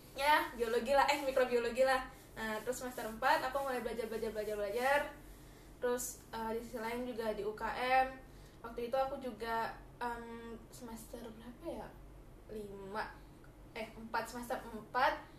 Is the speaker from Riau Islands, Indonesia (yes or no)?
yes; Batam, Riau Islands, Indonesia; moved away; pas SD SMP SM, eh SD SMP aku kan dari Batam dan aku tinggal itu di pulau